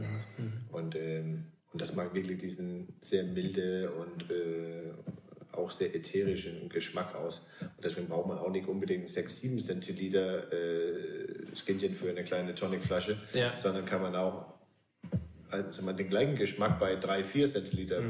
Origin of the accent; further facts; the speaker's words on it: Svendborg, Southern Denmark, Denmark; now in Altes Land, Germany; Mein Heimathafen ist auch noch Svenborg in Dänemark an der Ostsee, wo ich herkomme